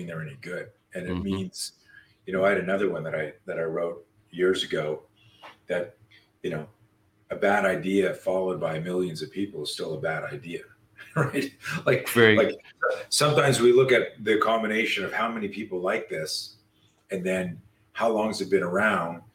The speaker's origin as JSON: {"language": "English", "country": "Canada", "tie": "born or raised there", "said": "I grew up in Canada"}